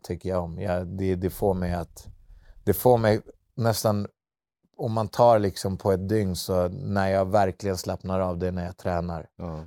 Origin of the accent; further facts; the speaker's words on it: Södertälje, Stockholm County, Sweden; vi var två killar från Södertälje